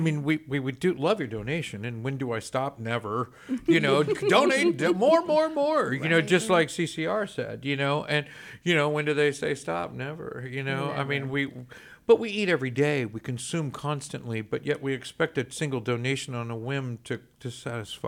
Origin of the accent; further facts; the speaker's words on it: Montgomery, Texas, United States; I'm class of 90, Montgomery High School, and you're in my hometown